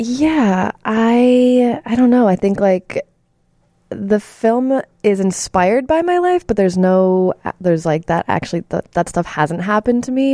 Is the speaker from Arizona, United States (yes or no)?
no; Chicago suburbs, Illinois, United States; I'm from the suburbs.